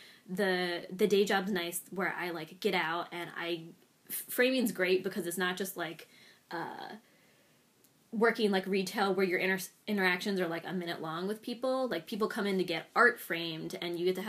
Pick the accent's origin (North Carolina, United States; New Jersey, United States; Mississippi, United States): New Jersey, United States; I grew up in South Jersey, but like, rarely really did anything in the city